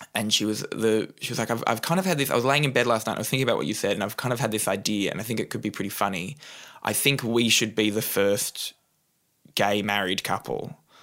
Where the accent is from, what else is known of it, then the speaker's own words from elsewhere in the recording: Newcastle, New South Wales, Australia; I grew up in Newcastle, New South Wales, on the coast.